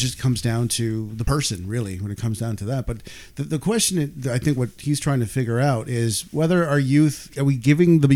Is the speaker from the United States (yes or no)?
no; Ontario, Canada; now in British Columbia, Canada; I grew up in Ontario